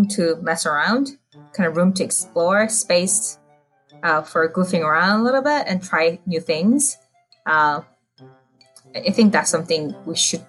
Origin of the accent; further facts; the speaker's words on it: South Korea; now in United States; I grew up in South Korea